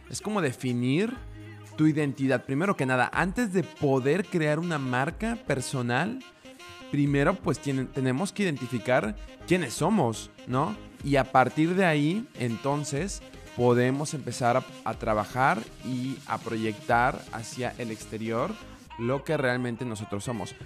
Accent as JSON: {"language": "Spanish", "country": "Mexico", "moved": "yes", "lives_now": "Budapest, Hungary", "said": "soy el primer mexicano en Budapest en hacer un podcast con formato de storytelling"}